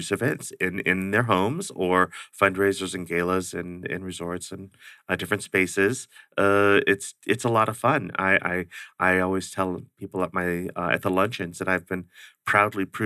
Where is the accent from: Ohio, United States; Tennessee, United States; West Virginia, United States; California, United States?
Ohio, United States; also born or lived in Oklahoma / Georgia / Alaska / Washington DC; Well, um, the growing up part ended in Ohio. That's where my parents got out of the service and and settled